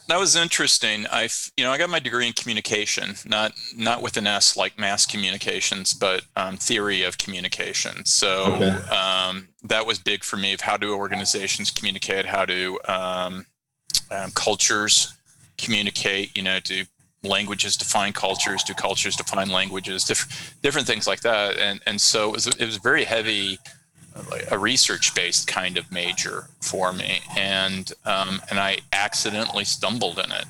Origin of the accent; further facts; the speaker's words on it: Chicago, southern Illinois, Iowa, Midwest, United States; also born or lived in Antioch, Illinois / Corydon, Iowa; I was born in Chicago and and um, grew up a lot in the northwest suburbs